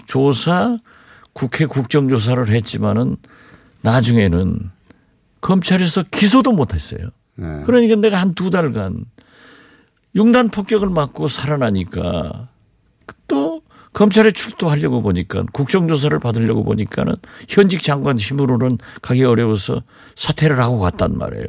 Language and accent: Korean; Jindo, South Jeolla, South Korea; moved away; 우리 고향 진도